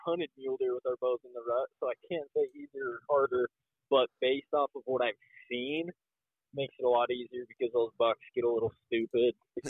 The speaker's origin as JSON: {"language": "English", "region": "Colorado", "country": "United States", "tie": "born or raised there", "said": "both Caleb and I, we grew up in Colorado together."}